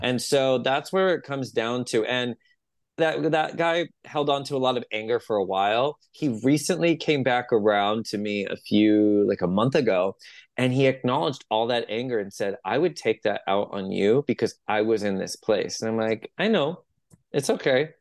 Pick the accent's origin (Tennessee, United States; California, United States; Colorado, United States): California, United States; San Jose; we had a metaphysical store at the end of our street in San Jose. I'm from San Jose, like Los Gatos, Campbell